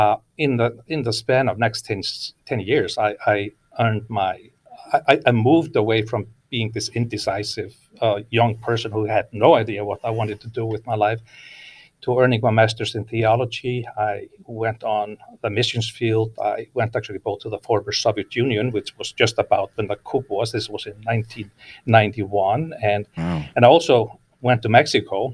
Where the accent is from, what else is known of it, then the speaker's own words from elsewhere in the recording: Iceland; English is a second language; moved away as an adult; now in California, United States; I was born and raised in Iceland